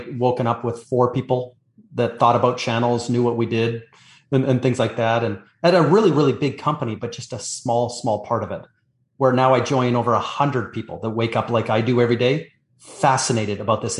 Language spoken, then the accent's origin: English; Canada; now in Florida, United States; So I'm Canadian.